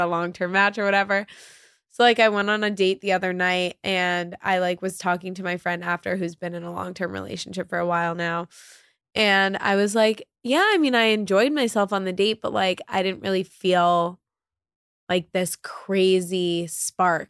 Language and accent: English; New York City, New York, United States; growing up in New York